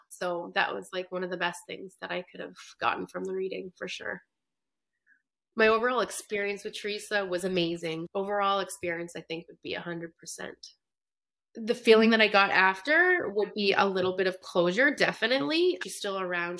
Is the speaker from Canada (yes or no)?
yes; Canada; now in New York, United States; I'm originally from Canada, but I live in New York